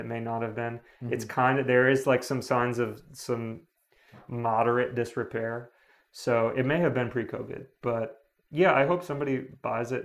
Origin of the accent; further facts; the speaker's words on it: Long Island, New York, United States; I grew up on Long Island